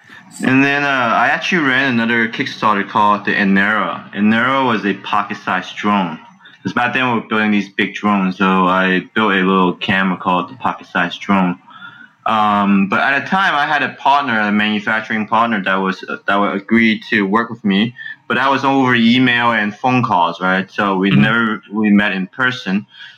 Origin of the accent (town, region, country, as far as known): San Francisco, California, United States; born or raised there; also born or lived in China